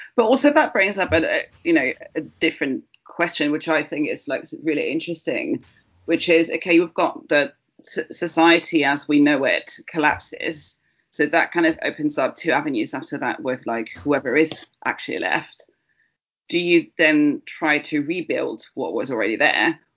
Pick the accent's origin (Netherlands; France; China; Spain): Spain; Barcelona, Catalonia; now in United Kingdom; I was born in Barcelona